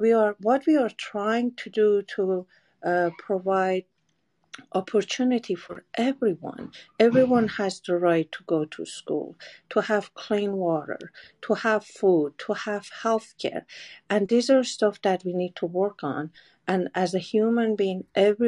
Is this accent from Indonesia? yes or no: no; Iran; moved away as an adult; now in United States; I'm coming from Iran, and it's a country that mostly Aryan